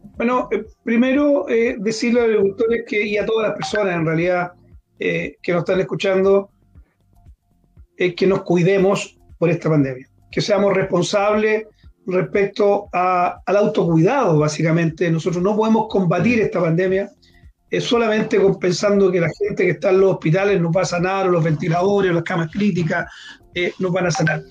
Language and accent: Spanish; Linares, Maule, Chile; yo soy oriundo de Linares, nací allá